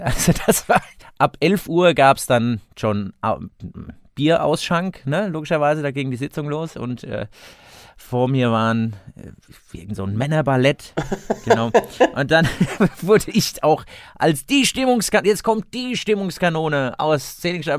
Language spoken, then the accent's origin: German; Seligenstadt, Hesse, Germany; in meiner Heimatstadt in Selingstadt